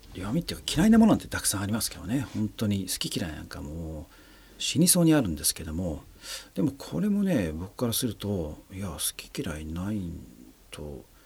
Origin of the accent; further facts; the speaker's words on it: Japan; 僕の生まれ育った環境つまり日本っていうね社会